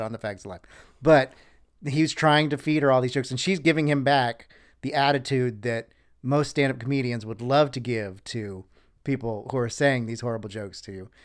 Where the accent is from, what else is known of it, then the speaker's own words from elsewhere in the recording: New Smyrna Beach, Florida, United States; also born or lived in Panama City, Florida / Orlando, Florida; I grew up mostly in the Daytona New Smyrna Beach area